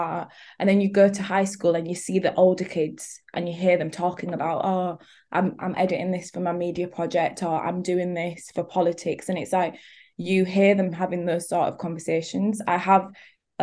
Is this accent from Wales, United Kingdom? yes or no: no; Leeds, Yorkshire and the Humber, United Kingdom; I'm from Leeds